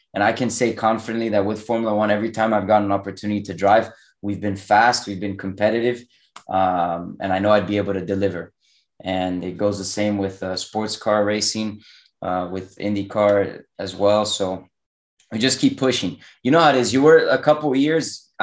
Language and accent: English; Miami, Florida, United States; also born or lived in Europe; now in North Carolina, United States; I was born in Miami. I've lived here. Yeah, basically my whole life.